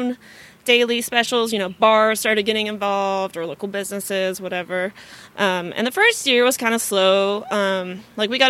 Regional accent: Springdale, Arkansas, United States; born or raised there; also born or lived in Texas; now in Fayetteville, United States

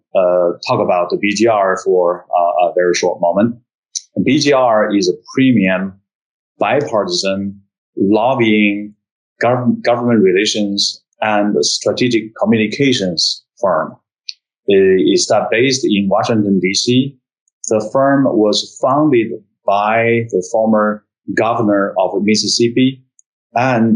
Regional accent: China; moved away as an adult; also born or lived in United States; now in Shanghai, China; I was born and raised in China, went to college, went to Peking University

